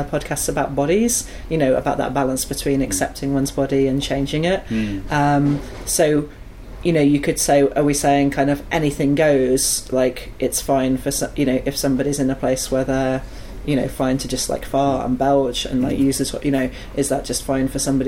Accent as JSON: {"language": "English", "country": "United Kingdom", "said": "we weren't too British. I think we were quite British."}